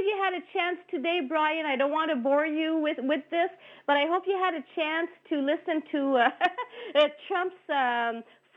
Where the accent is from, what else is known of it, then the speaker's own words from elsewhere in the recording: Ottawa, Ontario, Canada; also born or lived in Lower Town, Ottawa; we moved when I was 5 years old in Sandy Hill